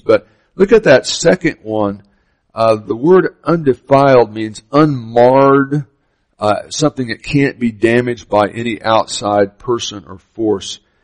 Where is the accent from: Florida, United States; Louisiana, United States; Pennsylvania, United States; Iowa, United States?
Florida, United States; Miami; I grew up in Miami, Florida